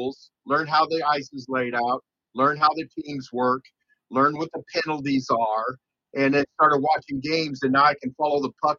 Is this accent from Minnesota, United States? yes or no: no; Tucson, Arizona, United States; I grew up in Tucson